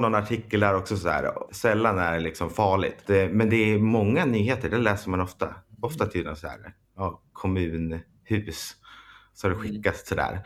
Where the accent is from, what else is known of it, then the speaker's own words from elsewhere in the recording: Storvik, Gävleborg County, Sweden; moved away; där vi kommer ifrån